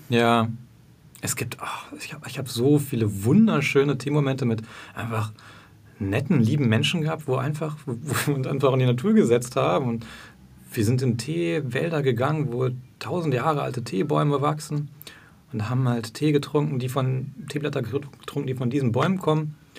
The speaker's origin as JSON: {"language": "German", "region": "Berlin", "country": "Germany", "said": "ich bin ein Berliner"}